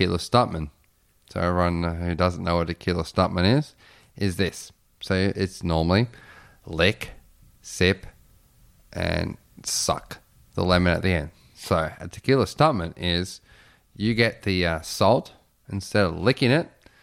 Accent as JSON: {"language": "English", "country": "Australia", "said": "I'm from Australia."}